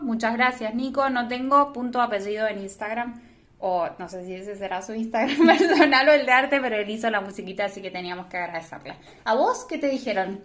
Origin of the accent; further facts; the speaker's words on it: San Martín, Mendoza, Argentina; soy de San Martín